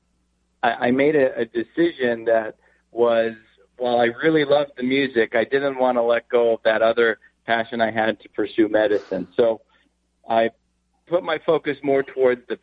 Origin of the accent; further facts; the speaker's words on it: Arcadia, California, United States; I grew up in Los Angeles. I grew up in a town called Arcadia, close to Pasadena area